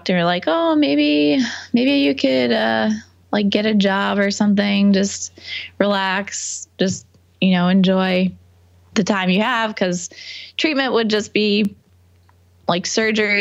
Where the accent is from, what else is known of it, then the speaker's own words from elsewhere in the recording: New York, United States; also born or lived in Boston; I'm from New York. Okay. About an hour north of the city, and then I went to school in Boston.